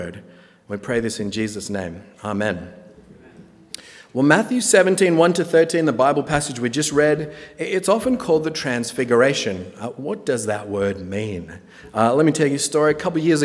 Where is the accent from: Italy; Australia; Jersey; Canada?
Australia; moved away as an adult; now in Napa, United States; I'm from Australia